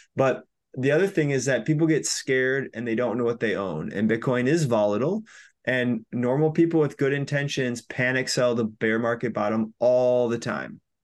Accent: Minnesota, United States; also born or lived in Chiang Mai, Thailand / Bali, Indonesia; I'm from Minnesota, went to school here

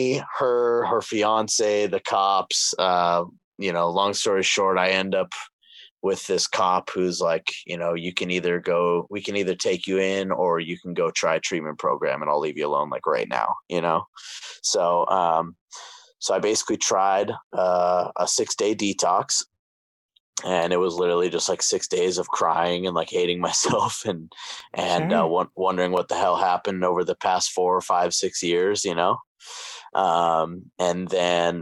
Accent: Camarillo, California, United States; I grew up here in Camarillo, which is like right over here by Ventura, Oxnard, that area.

